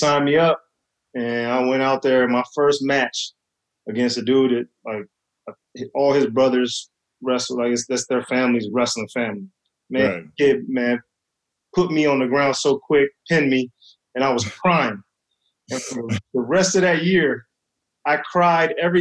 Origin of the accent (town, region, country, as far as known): Dallas, Texas, United States; born or raised there; also born or lived in Parkersburg, West Virginia / Williamstown, West Virginia